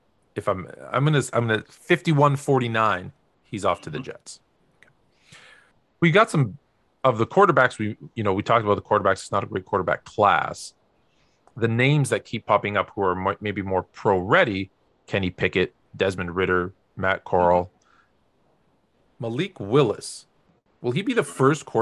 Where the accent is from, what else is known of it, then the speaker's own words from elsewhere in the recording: Canada; I'm a guy from Canada, and when I played high schools in Canada